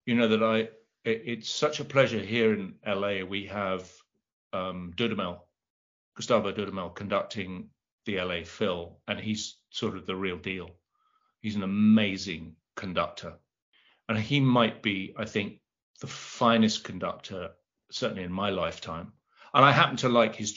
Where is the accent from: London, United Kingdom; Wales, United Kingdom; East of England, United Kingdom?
London, United Kingdom; I'm from South London